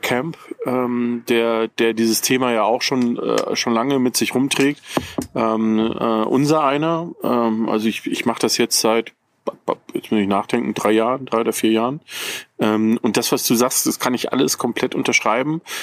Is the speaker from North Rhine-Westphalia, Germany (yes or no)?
yes; Ruhr area, North Rhine-Westphalia, Germany; now in Bavaria, Germany